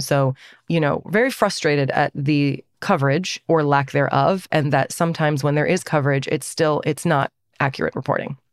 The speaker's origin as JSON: {"language": "English", "region": "Northern Virginia", "country": "United States", "tie": "born or raised there", "said": "We feel very Iranian, and we also feel very American because we were born and raised here."}